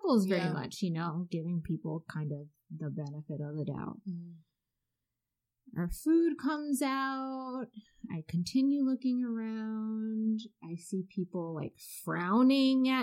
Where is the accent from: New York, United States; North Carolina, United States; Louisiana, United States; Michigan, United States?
Michigan, United States; Ann Arbor; now in Maryland, United States; I grew up in Ann Arbor, but it wasn't very diverse